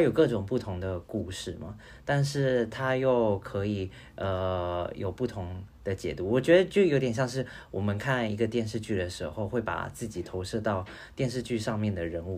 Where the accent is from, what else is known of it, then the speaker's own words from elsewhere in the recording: Taiwan; 我的出生地在台湾嘛